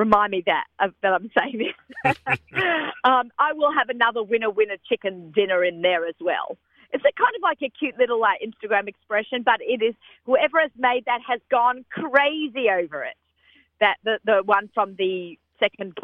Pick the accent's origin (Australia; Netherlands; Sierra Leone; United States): Australia; moved away; growing up in Australia